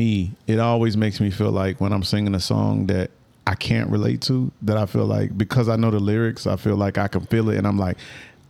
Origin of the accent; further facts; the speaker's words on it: Atlanta, Georgia, United States; Yeah, I mean, I'm from Atlanta.